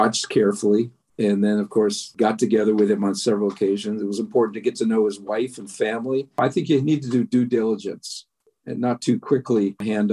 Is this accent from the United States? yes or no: no; Canada; I'm a Canadian